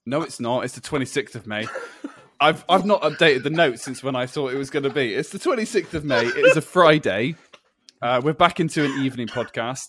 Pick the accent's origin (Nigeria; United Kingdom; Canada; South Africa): United Kingdom; we as the British public